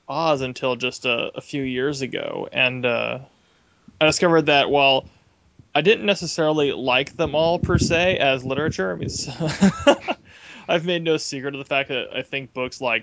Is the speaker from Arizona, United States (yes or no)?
yes; Phoenix, Arizona, United States; I was raised in Phoenix, Arizona